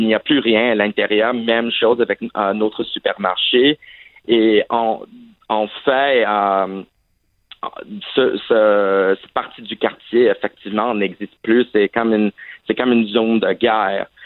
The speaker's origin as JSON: {"language": "French", "country": "Saudi Arabia", "tie": "born or raised there", "also_born_or_lived": "Vermont, United States", "said": "en fait, j'ai grandi à l'étranger et ah, en fait, j'ai grandi en Arabie Saoudite, mais malheureusement, je n'avais pas l'occasion d'apprendre l'arabe."}